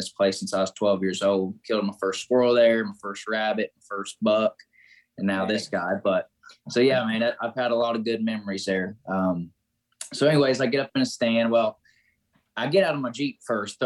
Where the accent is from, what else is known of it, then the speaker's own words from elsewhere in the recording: Greensburg, Indiana, United States; I'm from Southeast Indiana, called Greensburg, Indiana, a little small town